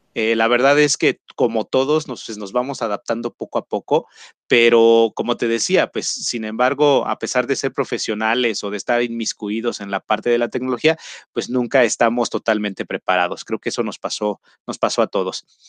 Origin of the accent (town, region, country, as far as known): Mexico